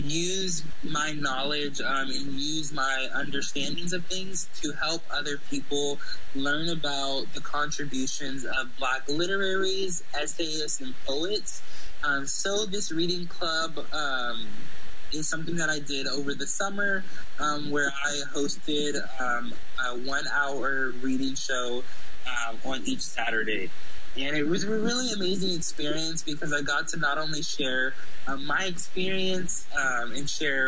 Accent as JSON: {"language": "English", "town": "Corpus Christi", "region": "Texas", "country": "United States", "said": "So, as you know, we're both from Corpus Christi, so Corpus Christi has a Black American population of only 4%. So that's a reality that myself as a Black American here in Corpus Christi has come to that realization."}